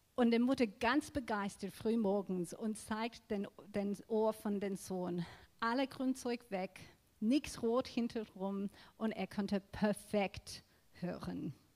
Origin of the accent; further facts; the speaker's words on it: Australia; German is a second language; now in Germany; ich bin in Australien aufgewachsen